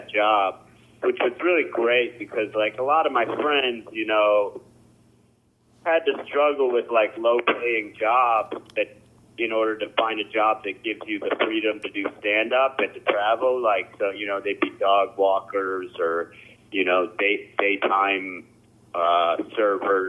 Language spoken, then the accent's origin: English; Cleveland Heights, Ohio, United States; I grew up in Cleveland Heights